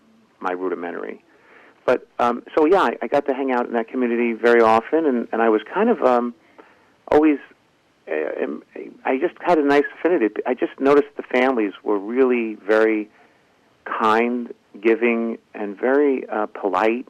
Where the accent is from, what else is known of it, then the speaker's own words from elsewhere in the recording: New York City, New York, United States; I was born in Bay Ridge, Brooklyn, right next to Borough Park, and my family was from Europe